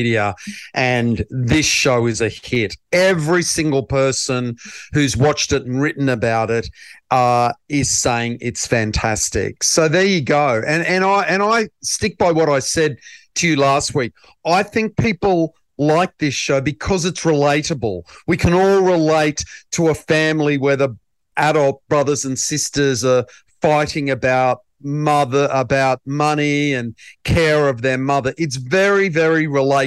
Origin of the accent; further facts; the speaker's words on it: Queensland, Australia; I'm a Queenslander